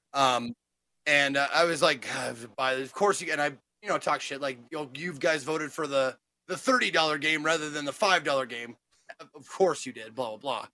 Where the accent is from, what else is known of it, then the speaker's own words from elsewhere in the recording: Montana, United States; I'm from the, the city of Montana